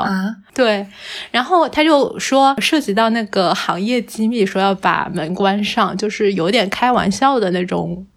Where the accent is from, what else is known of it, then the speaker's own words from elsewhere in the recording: Hangzhou, Zhejiang, China; 像我在杭，杭州长大的话，总体来说城市治安还算比较好嘛